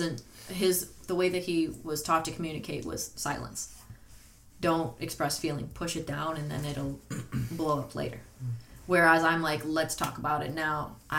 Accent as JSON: {"language": "English", "country": "United States", "said": "We're American. I'm white."}